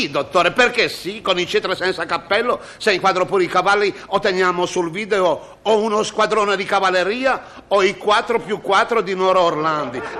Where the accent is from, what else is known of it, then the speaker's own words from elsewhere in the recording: Genoa, Liguria, Italy; scusi io sa, sono genovese ogni tanto...